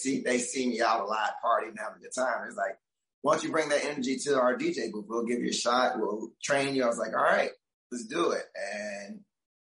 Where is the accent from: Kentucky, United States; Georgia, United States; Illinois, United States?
Georgia, United States; moved away as an adult; also born or lived in San Diego; now in Key West, United States; I'm from Georgia